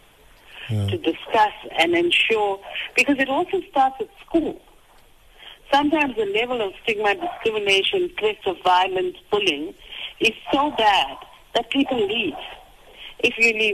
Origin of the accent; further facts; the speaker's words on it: South Africa; as a South African